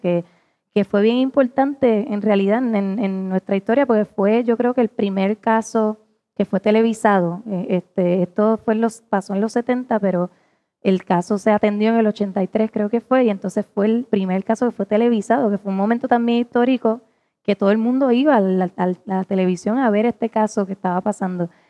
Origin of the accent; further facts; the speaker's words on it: Puerto Rico; como puertorriqueña